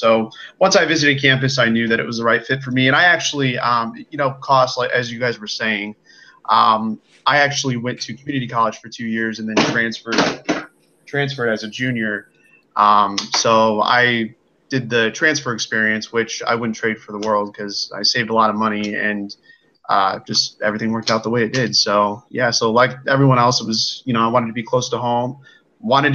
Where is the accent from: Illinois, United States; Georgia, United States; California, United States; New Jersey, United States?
Illinois, United States; I am from the Quad City, so that's kind of on the border of Iowa